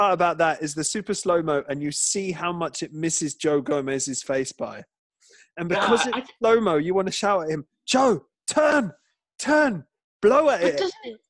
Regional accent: United Kingdom; Because we're British.

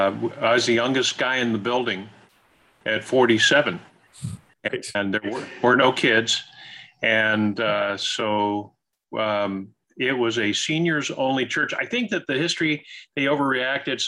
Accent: Ohio, United States; moved away as an adult; also born or lived in Kentucky / Indiana; now in Naples, United States; I grew up in Ohio

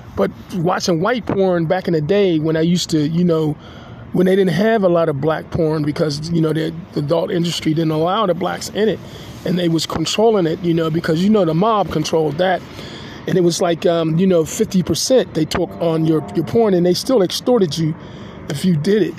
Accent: Pittsburgh, Pennsylvania, United States; I'm a Pittsburgher, I'm a Pennsylvanian, and I'm an American citizen

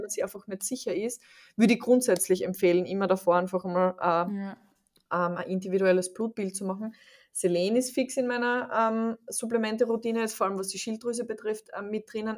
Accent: Austria; ich komme aus Österreich

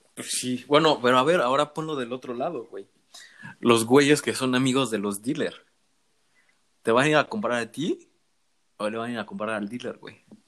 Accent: Mexico; moved away; soy mexicano

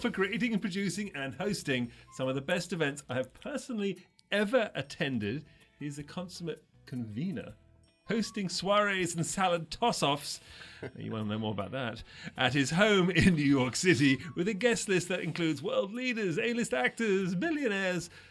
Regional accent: England, United Kingdom; growing up, even as a young Sri, Sri Lankan English boy in England

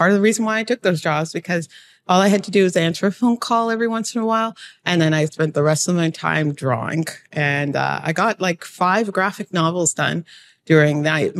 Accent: Toronto, Ontario, Canada; Well, I am from Toronto.

